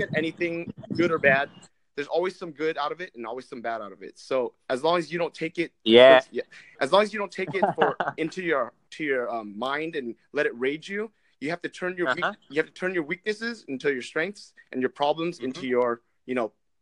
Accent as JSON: {"language": "English", "area": "Orange County", "region": "California", "country": "United States", "said": "I'm from California, Orange County."}